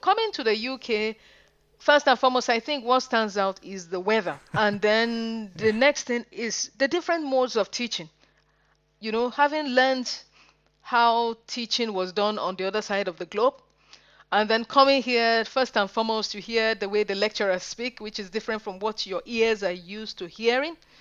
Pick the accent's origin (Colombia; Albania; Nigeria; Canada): Nigeria; moved away as an adult; now in Manchester, United Kingdom; I'm a Nigerian. and I went to school, secondary school in Nigeria